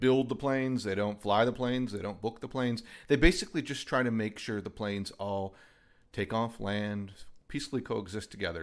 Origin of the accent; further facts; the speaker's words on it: Michigan, United States; moved away as an adult; also born or lived in Nashville / Knoxville / Montgomery; now in Huntsville, United States; I grew up in Michigan, actually